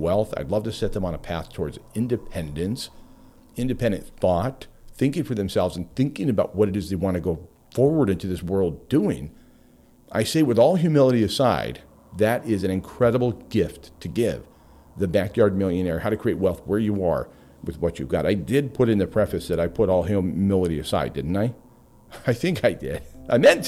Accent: Homer, Alaska, United States; in my hometown of Homer, Alaska

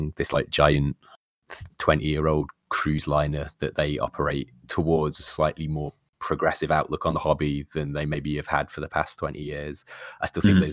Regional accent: Nottingham, East Midlands, United Kingdom; I'm from the Midlands. I'm from Nottingham

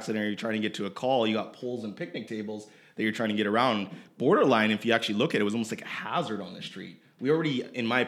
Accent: Edmonton, Alberta, Canada; I'm from Edmonton

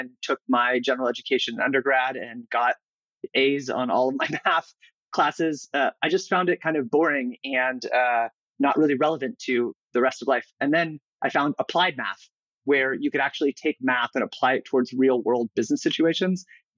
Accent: California, United States; also born or lived in San Diego; I grew up all over the place, but mostly here in California. I've had the fortune of growing up in the Bay Area when I was younger

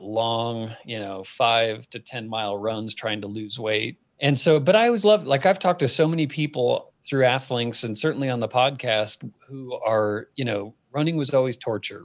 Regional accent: Phoenix, Arizona, United States; moved away as an adult; now in Colorado, United States; I grew up in Phoenix, founded the company there

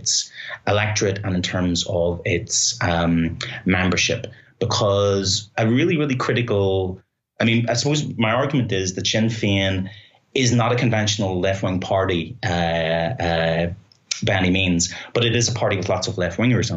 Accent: Belfast, Northern Ireland, United Kingdom; now in Ireland; speaking as a Northern Irish person, as a Belfast person

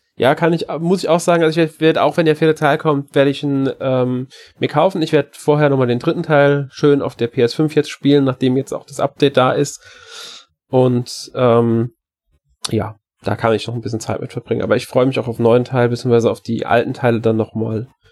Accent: Germany; bei uns in Deutschland

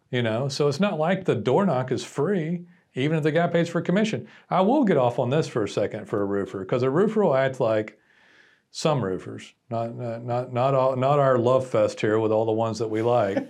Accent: Texas, United States; I'm Texan and I'm a business person

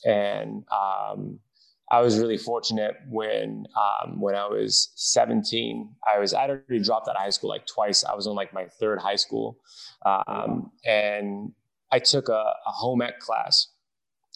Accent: Washington, District of Columbia, United States; I was born and raised in DC, more specifically Southeast DC

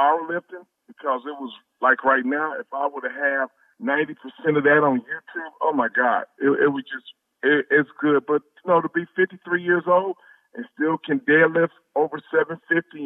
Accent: Detroit, Michigan, United States; I grew up in Detroit.

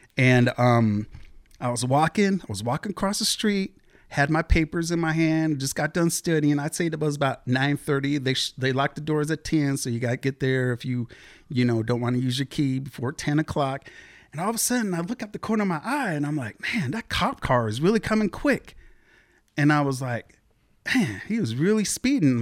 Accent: Beaverton, Oregon, United States; born or raised there; also born or lived in Seattle, Washington / Portland, Oregon

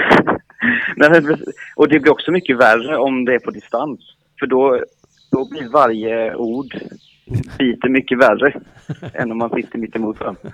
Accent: Emmaboda, Kalmar County, Sweden; jag är också från Emmaboda

